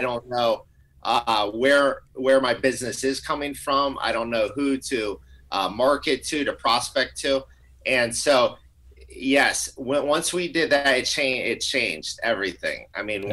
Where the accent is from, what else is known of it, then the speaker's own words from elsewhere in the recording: Tampa Bay area, Florida, United States; Amber and I grew up in the Tampa Bay area